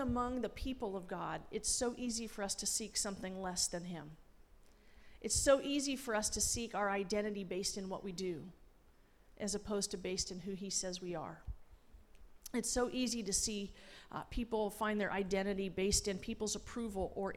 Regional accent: Los Angeles, California, United States; moved away; also born or lived in Washington, D.C. / Springfield; Growing up in Los Angeles

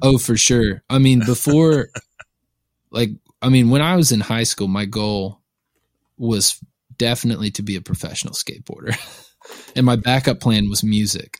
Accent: Lawrenceville, Georgia, United States; moved away as an adult; now in Nashville, United States; I was born a little outside of Atlanta, just northeast of Atlanta, a town called Lawrenceville. Um, I would, I was there, I was born there, and I was there until I was eighteen years old.

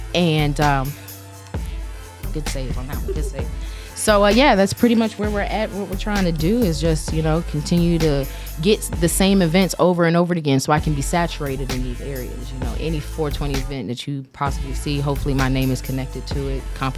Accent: the South, United States; Like I said, I'm from the South, and if you know about the South, we the Bible Belt, you know. Mm-hmm. And I grew up in a very religious household

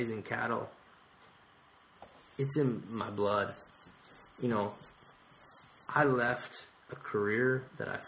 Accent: Texas, United States; I'm from Texas

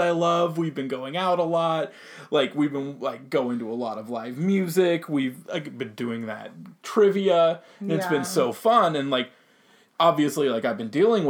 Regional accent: Sacramento, California, United States; we're from Sacramento.

